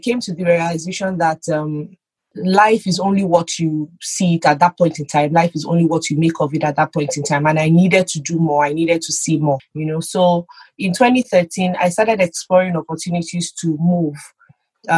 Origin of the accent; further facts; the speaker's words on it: Lagos, Nigeria; moved away as an adult; now in Alberta, Canada; I grew up in Lagos